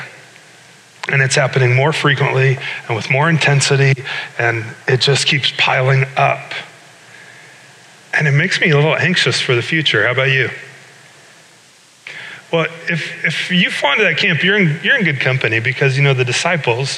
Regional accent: Iowa, United States; moved away as an adult; also born or lived in Chicago; I grew up in Iowa, went to Iowa State, and then spent 5 years in Chicago attending Moody Bible Institute downtown

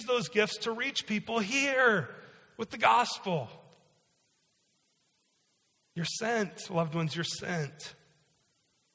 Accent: Iowa, United States; moved away as an adult; also born or lived in Chicago / Ames; now in Milford, United States; I grew up in Iowa, I went to school in Chicago and in Ames

